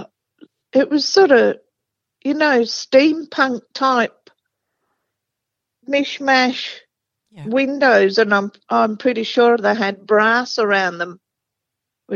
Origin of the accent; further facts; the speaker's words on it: England, United Kingdom; now in Australia; I'm from England